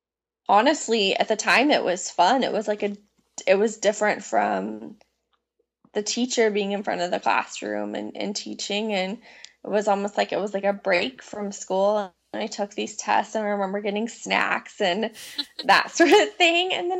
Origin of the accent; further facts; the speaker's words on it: Illinois, United States; now in Charlotte, United States; as a child growing up in Illinois